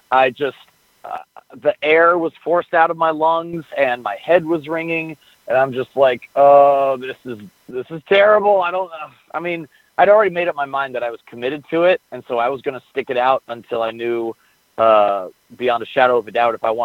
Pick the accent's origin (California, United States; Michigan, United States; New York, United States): California, United States; Mill Valley; also born or lived in Berkeley, California / Chico, California; I grew up in Mill Valley, which is just north of the San Francisco Bay Area.